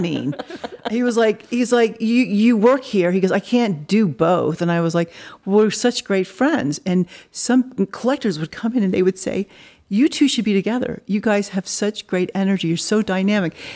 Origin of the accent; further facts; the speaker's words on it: Dallas, Texas, United States; also born or lived in Los Angeles / New York; now in Colorado, United States; I was raised in Dallas, but Colorado is my home